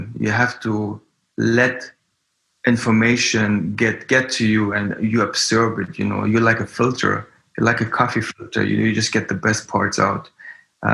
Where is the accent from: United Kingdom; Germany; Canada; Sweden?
Germany; moved away as an adult; also born or lived in Frankfurt / Berlin; now in New York, United States; I come from Germany and I grew up there.